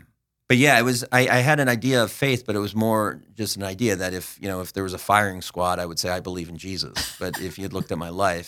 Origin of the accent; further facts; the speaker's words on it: New Jersey, United States; also born or lived in Philadelphia / White Bear Lake; So I was born in Philadelphia area, but we lived in New Jersey.